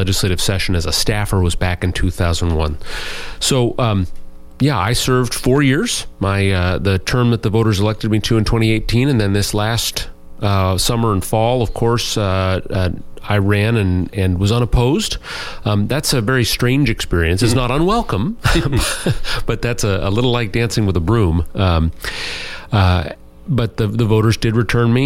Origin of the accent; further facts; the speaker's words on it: Anchorage, Alaska, United States; now in Juneau, United States; I actually was born and raised in Anchorage originally